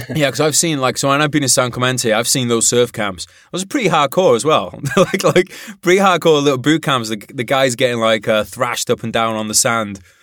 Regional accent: Wales, United Kingdom; in Wales

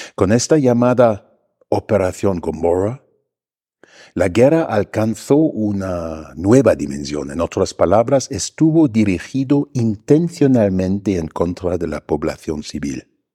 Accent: Germany; moved away as an adult; now in Mexico; yo, como alemán

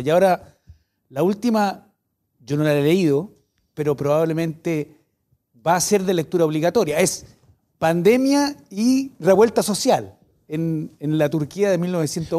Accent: Viña del Mar, Valparaíso, Chile; yo nací en, en, la quinta región, nací en Viña del Mar.

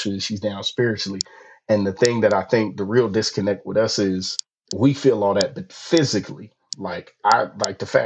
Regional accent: California, United States; I'm from California

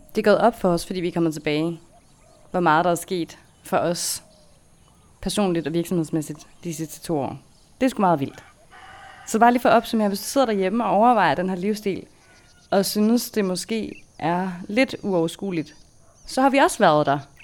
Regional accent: Denmark; moved away as an adult; da vi boede hjemme i Danmark

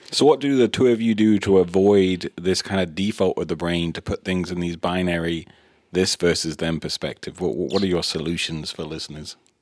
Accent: England, United Kingdom; when I was growing up in England

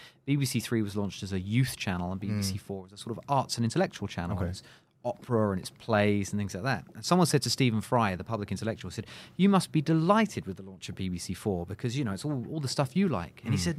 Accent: United Kingdom; moved away as an adult; now in Singapore; I've been here for 10 years in Singapore, right? I'm British. I've been in Singapore for 10 years.

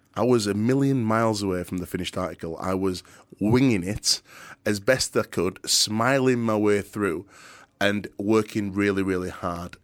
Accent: Yorkshire and the Humber, United Kingdom; accent: very thick Yorkshire; I've got a very thick Yorkshire accent. I'm a proper Yorkshire lad.

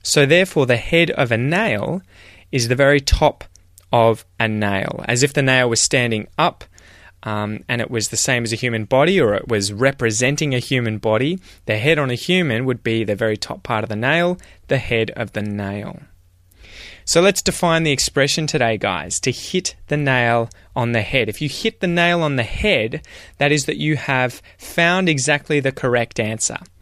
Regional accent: Australia; as an Australian

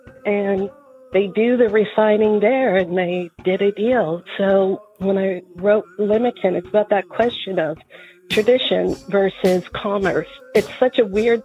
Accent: Caledonia, Ontario, Canada; moved away; also born or lived in Six Nations of the Grand River / New York; They moved right next door to a small town called Caledonia

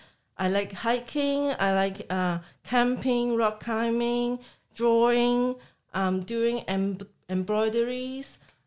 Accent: Hong Kong; I'm from Hong Kong.

